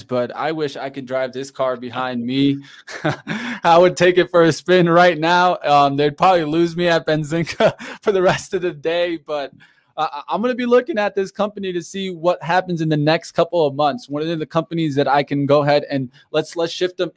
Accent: Detroit, Michigan, United States; we're from Detroit here

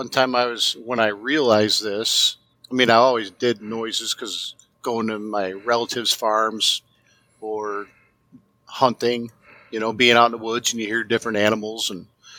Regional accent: Manhattan, Illinois, United States; I am from Manhattan, Illinois. That's southwest of Chicago

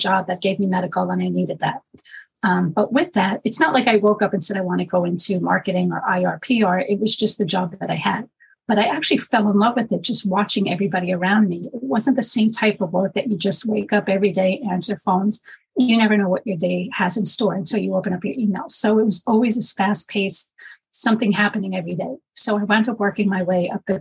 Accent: New York City, New York, United States; moved away as an adult; now in Long Island, United States; I'm born and raised in Manhattan, but for the past 20 years now, I'm in Long Island

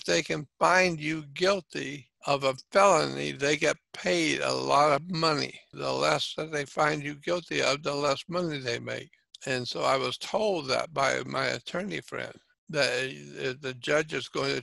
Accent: Pensacola, Florida, United States; in my town, my hometown

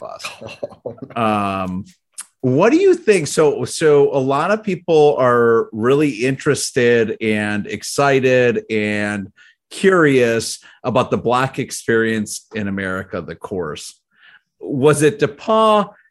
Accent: Indiana, United States; I'm from Indiana

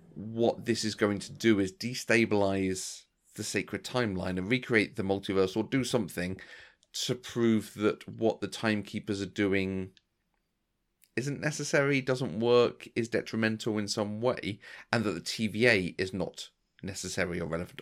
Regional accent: England, United Kingdom; this is just part of being English

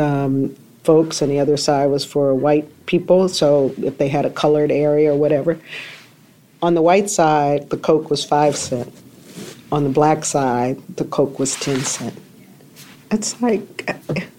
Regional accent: Greensboro, North Carolina, United States; moved away; I went to Greensboro, back to my hometown, about 3 weeks ago

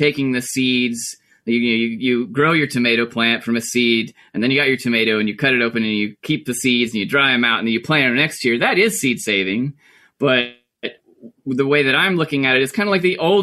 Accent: Bakersville, North Carolina, United States; I grew up in Mitchell County, Bakersfield, North Carolina. I was born and raised in Mitchell County

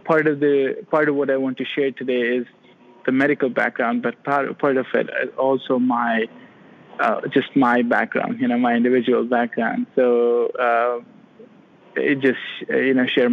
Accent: Pakistan; moved away as an adult; now in Florida, United States; So I am originally from Pakistan. I completed all my education there, completed my medical college in Pakistan

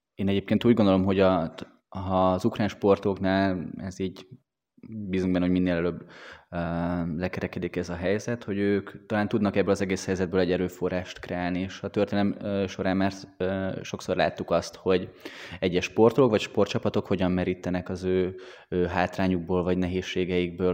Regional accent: Hungary; mi magyarok vagyunk

